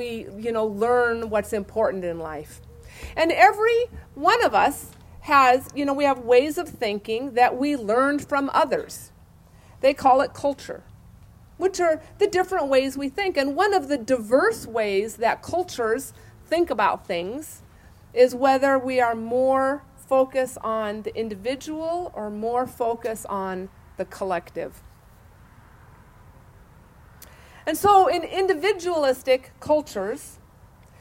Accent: Idaho, United States; I am an Idahoan, a native Idahoan, and those are kind of rare anymore

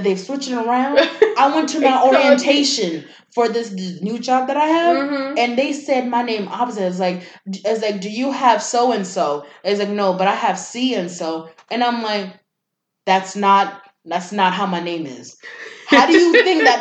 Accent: Kenya; moved away; I'm from Kenya

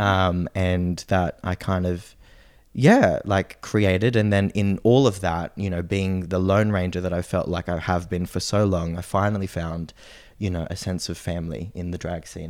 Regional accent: Noosa, Queensland, Australia; born or raised there; also born or lived in Sydney, Australia; now in Brisbane, Australia

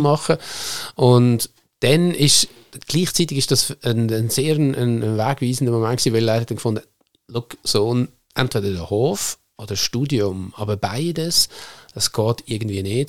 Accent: Nunwil, Lucerne, Switzerland; ich bin wirklich auf einem Bauernhof aufgewachsen in Nunwil oder wie wir Luzerner sagen, Nummu. Das ist am Südende vom Baldeckersee im wunderschönen Seetal

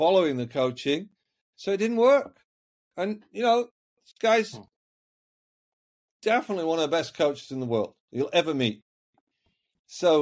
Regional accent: Yorkshire and the Humber, United Kingdom; I was brought up in Yorkshire, the north of England.

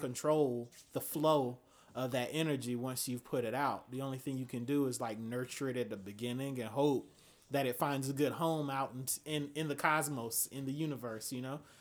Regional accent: Atlanta, Georgia, United States; moved away; I'm from Atlanta, Georgia. This is how we normally dress in Atlanta

